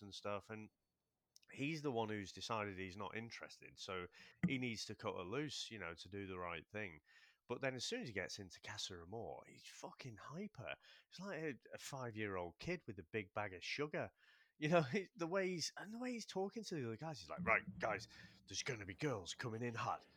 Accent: United Kingdom; we're British

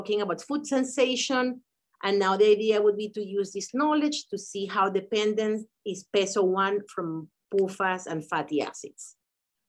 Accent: Venezuela; moved away as an adult; now in United States; we met back in college in Venezuela

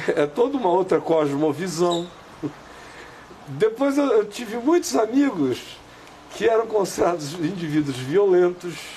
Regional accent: Amazonas, Brazil; Na minha terra, no Amazonas, eu ainda, quando era pequena, a minha avó ainda dizia

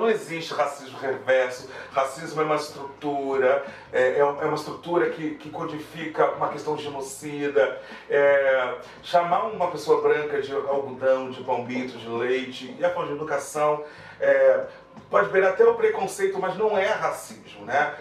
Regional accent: Brazil; a gente como brasileiro

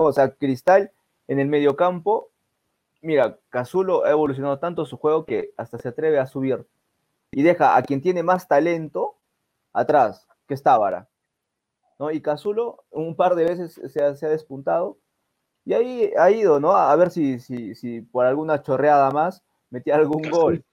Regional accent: Peru; nosotros como peruanos

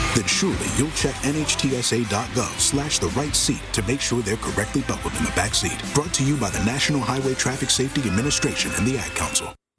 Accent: Chicago, Illinois, United States; my hometown bias

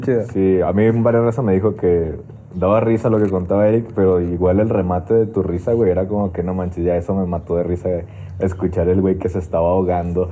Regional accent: Torreón, Coahuila, Mexico; yo soy de Torreón

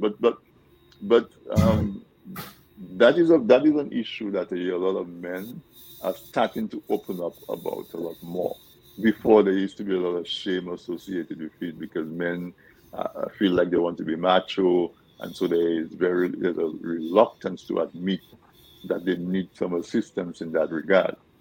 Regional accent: Dominica; we grew up in Dominica eating certain foods

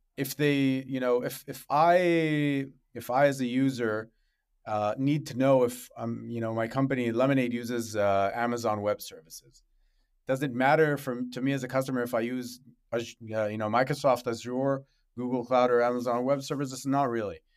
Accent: Israel; also born or lived in Africa; I grew up in Africa and in Israel

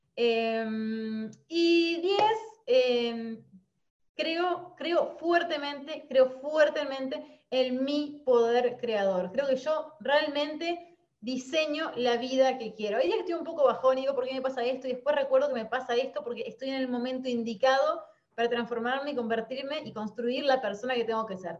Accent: Concordia, Entre Ríos, Argentina; moved away as an adult; now in Paraná, Argentina; soy nacida en Concordia, Entre Ríos, y a los 30 años decido renunciar a mi trabajo en relación de dependencia y mudarme a Paraná

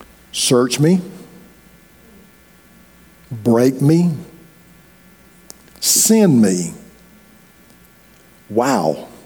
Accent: Corinth, Mississippi, United States; I'm from Corinth, Mississippi.

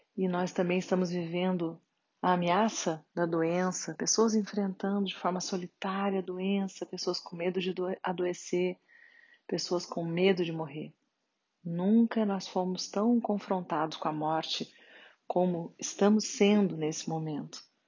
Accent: Brazil; nós como brasileiros

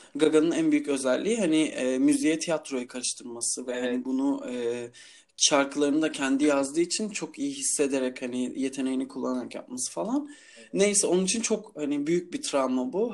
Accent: Istanbul, Turkey; also born or lived in İzmir

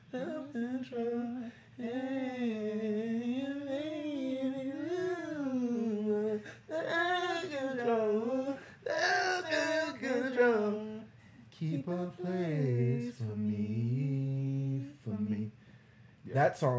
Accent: Texas, United States; like I'm from Texas.

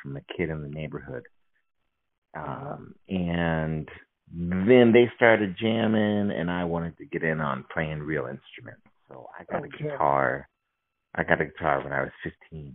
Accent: St. Louis, Missouri, United States; also born or lived in Kirkwood, Missouri; I grew up in St. Louis and in Kirkwood.

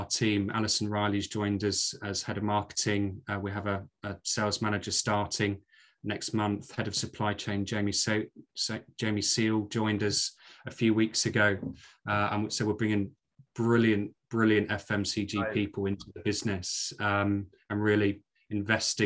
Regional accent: Maidstone, South East England, United Kingdom; accent: Scottish; moved away as an adult; also born or lived in Glasgow; now in York, United Kingdom; after moving down from Glasgow as a baby, I grew up in Kent and spent the first 21, 22 years of my life in Maidstone in Kent, and then moved to York after university.

